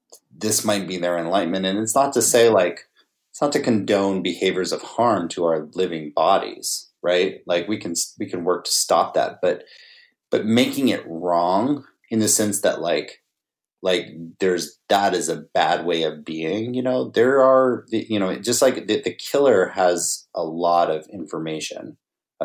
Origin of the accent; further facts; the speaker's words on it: Navajo Nation, United States; I grew up on the Navajo reservation.